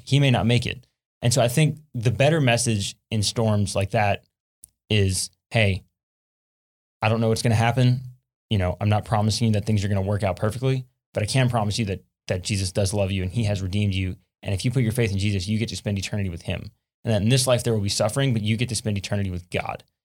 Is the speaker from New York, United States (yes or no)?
no; South Louisiana, United States; I'm from South Louisiana, and one thing we deal with a lot in South Louisiana is hurricanes